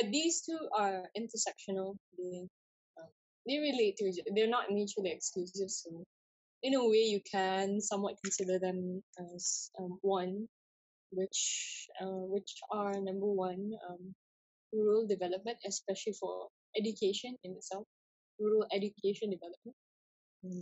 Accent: East Malaysia, Malaysia; me being East Malaysian

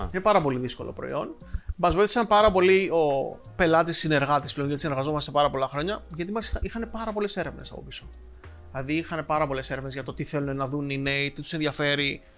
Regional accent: Rhodes, South Aegean, Greece; Μεγάλωσα στη Ρόδο

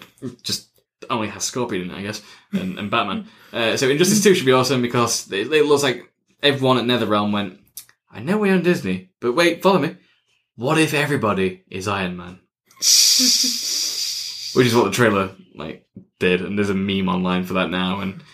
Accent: England, United Kingdom; I'm English. I speak English. I want English dialogue, so I don't have to read all the time.

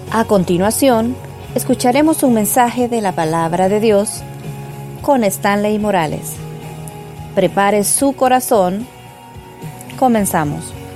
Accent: El Salvador; Vengo del Salvador

